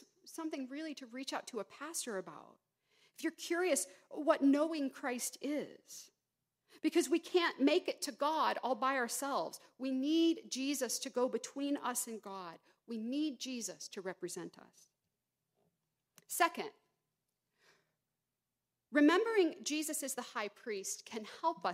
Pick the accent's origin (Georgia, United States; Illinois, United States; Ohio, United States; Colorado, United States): Georgia, United States; moved away; I grew up in Georgia